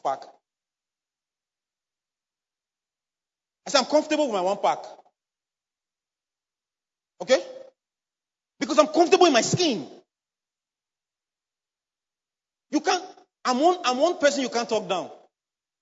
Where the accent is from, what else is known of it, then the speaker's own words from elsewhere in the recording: Edo, Nigeria; accent: Benin; I'm from Edo State. I was born, bred there. So no matter the English I know and I speak, sometimes my Benin tongue used to come out.